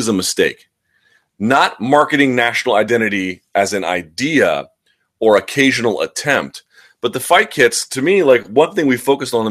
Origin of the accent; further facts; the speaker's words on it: United States; I'm an American